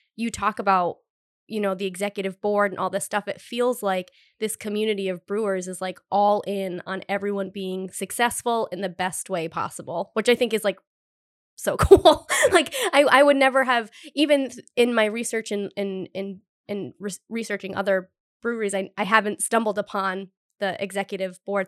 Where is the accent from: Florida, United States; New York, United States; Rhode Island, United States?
Rhode Island, United States; Cumberland; now in Providence, United States; I'm from Cumberland, I lou-, now live in Providence